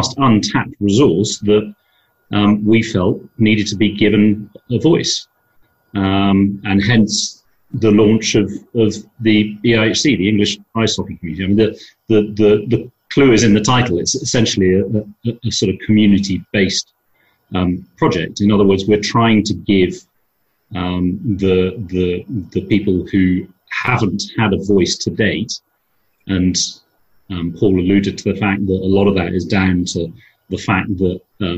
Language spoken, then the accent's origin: English; Dublin, Leinster, Ireland; born there; Now, a little bit about my background. I was born in Dublin, but I'm a multinational. I'm a British, Irish, Swiss passport holder.